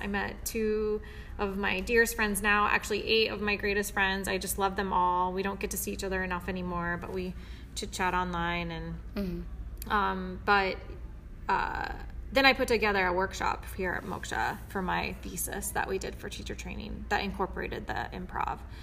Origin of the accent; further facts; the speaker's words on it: Kansas City, United States; moved away as an adult; now in Chicago, United States; I am originally from Kansas City, and I moved to Chicago in 2008